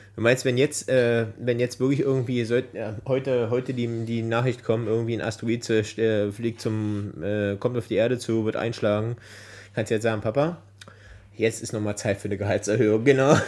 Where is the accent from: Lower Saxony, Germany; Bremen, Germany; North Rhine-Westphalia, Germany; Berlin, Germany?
Berlin, Germany; Als gebürtiger Berliner